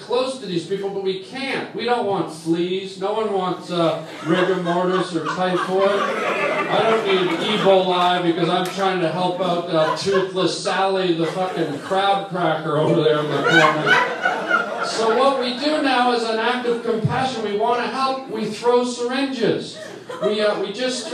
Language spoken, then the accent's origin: English; Toronto, Ontario, Canada; I'm Canadian